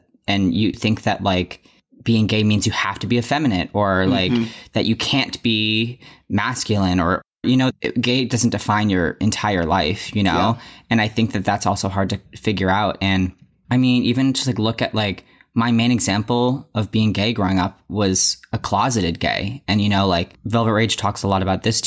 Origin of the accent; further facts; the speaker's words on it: Massachusetts, United States; also born or lived in New York; I'm from Massachusetts and was born in New York